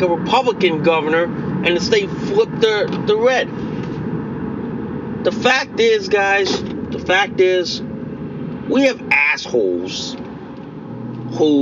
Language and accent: English; Connecticut, United States; my home state